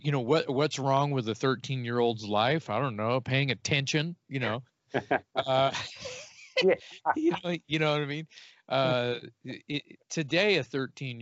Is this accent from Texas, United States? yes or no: yes; Corpus Christi, Texas, United States; Growing up in South Texas